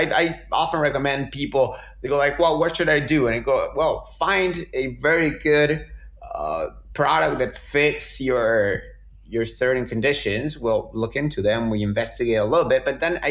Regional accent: Argentina; moved away; I'm this guy from Argentina

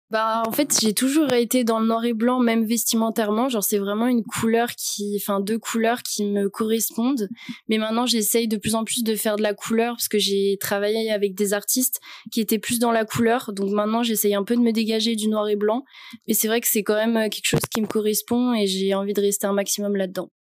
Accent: Annecy, Auvergne-Rhône-Alpes, France; moved away as an adult; now in Lyon, France; j'ai 21 ans, je viens d'Annecy et actuellement, je fais mes études sur Lyon

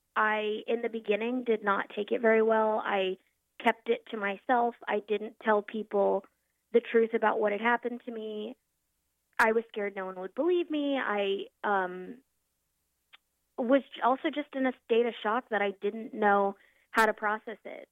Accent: Norfolk, Virginia, United States; also born or lived in Philadelphia, Pennsylvania; moved back home to my hometown of Norfolk, Virginia

